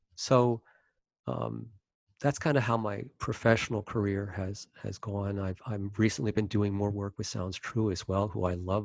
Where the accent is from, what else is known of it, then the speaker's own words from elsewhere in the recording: Maryland, United States; I was born in Maryland and grew up in Maryland